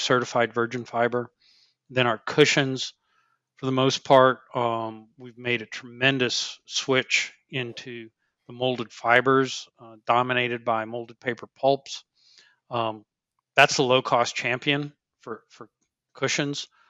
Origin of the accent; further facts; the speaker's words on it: Finger Lakes, New York, United States; moved away; I grew up in the Finger Lakes